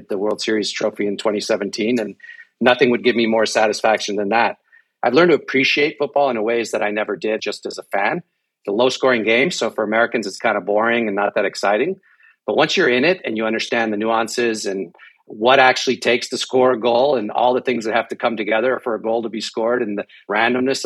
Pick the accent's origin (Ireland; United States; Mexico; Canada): Mexico; moved away; I grew up in Mexico